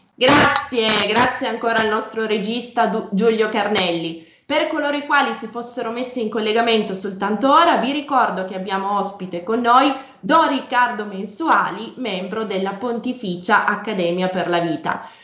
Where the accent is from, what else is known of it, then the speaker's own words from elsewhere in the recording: Piedmont, Italy; Io sono piemontese